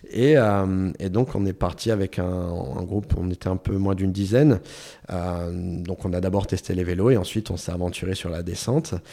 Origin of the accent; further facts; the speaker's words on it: France; enfin, en tant que Français, quelque chose comme ça en France, la route est fermée, c'est tout.